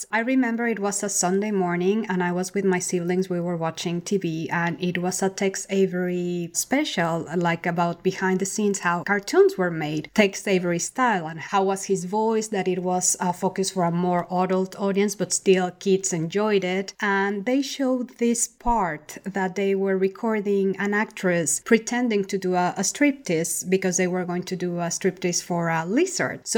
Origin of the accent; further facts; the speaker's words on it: Mexico City, Mexico; Well, I used to stay in a lot because the city is kind of like New York in the 80s.